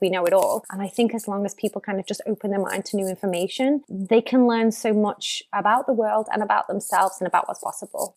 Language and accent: English; Ormskirk, North West England, United Kingdom; I grew up in Lancashire on the edge of Merseyside. So, the closest big city is Liverpool, about 30 minutes away. But yeah, in a, in a, in a small market village called Ormskirk